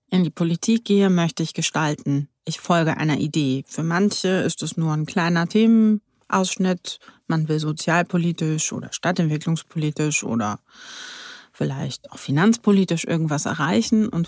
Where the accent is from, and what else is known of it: Berlin, Germany; born or raised there